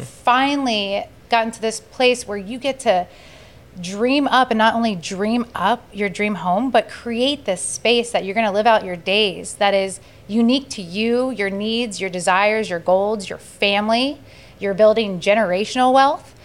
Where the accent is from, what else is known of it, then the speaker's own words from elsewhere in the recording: Sarasota, Florida, United States; my history of growing up in Sarasota and my familiarity with the neighborhoods